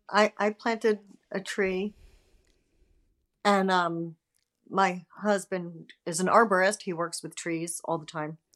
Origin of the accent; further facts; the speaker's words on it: Westchester, New York, United States; I'm from Westchester, New York